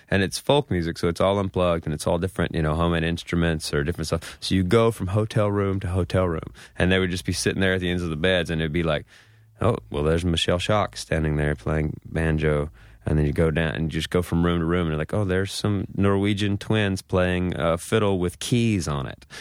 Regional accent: Mississippi, United States; moved away as an adult; now in New York, United States; growing up in Mississippi

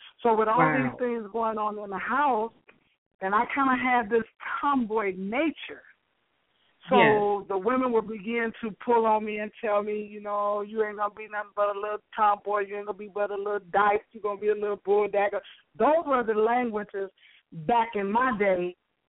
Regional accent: Chicago, Illinois, United States; growing up on Chicago's West Side from a dysfunctional family

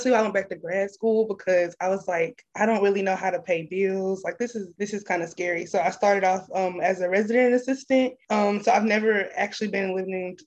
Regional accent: Longview, Texas, United States; I'm originally from Longview, Texas

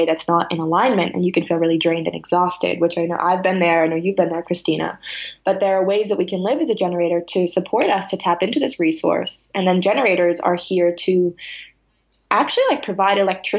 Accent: Salem, Massachusetts, United States; I grew up in Salem, Massachusetts

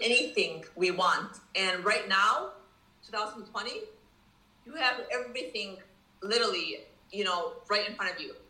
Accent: Dearborn, Michigan, United States; moved away as an adult; now in Daniel Island, United States; I was born and raised in Michigan, Detroit, Dearborn, Michigan.

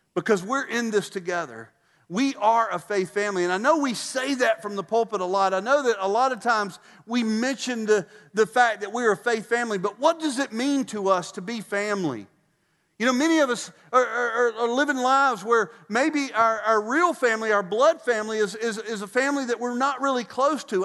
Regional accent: Statesboro, Georgia, United States; moved away; Statesboro, my hometown

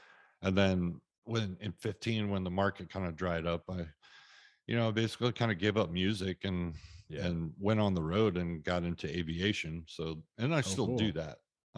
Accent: Texas, United States

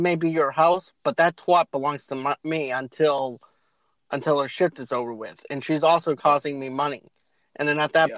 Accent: Boston, Massachusetts, United States; moved away; I'm originally from Boston

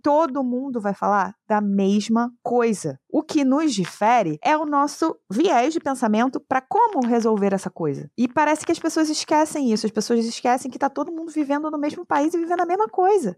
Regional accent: Rio de Janeiro, Brazil; Eu moro no Rio de Janeiro, eu sou do Rio de Janeiro

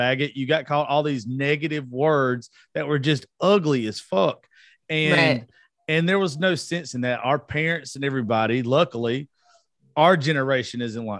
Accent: the South, United States; I'm from the South and we're taught growing up for the majority, you know, shut up

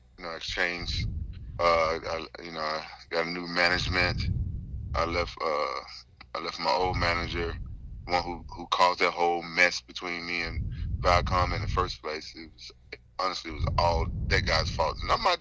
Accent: the South, United States; I'm from the South. I've had manners.

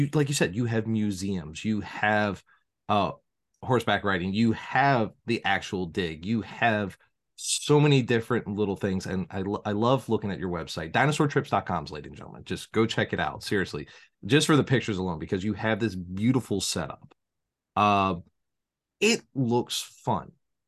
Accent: Chicago, Illinois, United States; my hometown, well, one of my hometowns, I'm all over, Chicago.

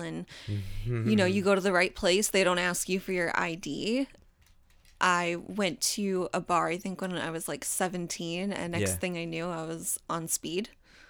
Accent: Daytona Beach, Florida, United States; accent: southern; also born or lived in New York; I guess I can tell you that I was born in New York, but I grew up in Florida. So I actually used to have a very, very southern accent that I'm so happy I lost.

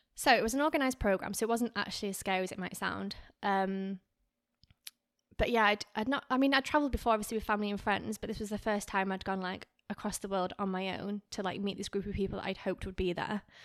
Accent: Lancaster, North West England, United Kingdom; moved away as an adult; also born or lived in Garstang / Australia; now in Miami, United States; I was born in Lancaster, but I actually grew up in a small town called Garstang.

